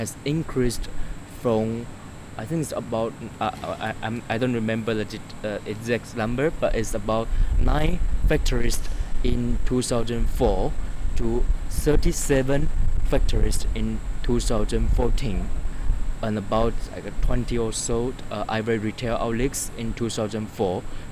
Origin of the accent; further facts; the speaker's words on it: China; now in United States; I'm a graduate student at Yale University, and I come from China.